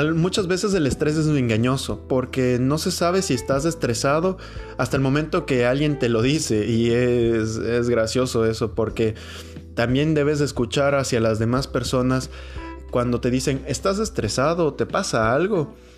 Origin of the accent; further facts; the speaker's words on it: Ecuador; mi país, Ecuador, que es un país tan chiquito